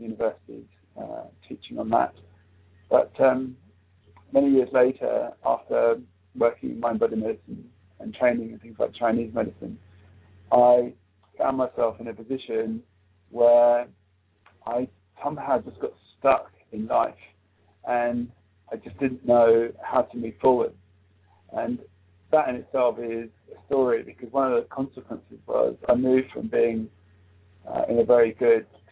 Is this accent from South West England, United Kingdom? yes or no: no; South East England, United Kingdom; I grew up in England. I came here when I was 4 years old. My father came to live in South England there, the main airport here in England, Gatwick Airport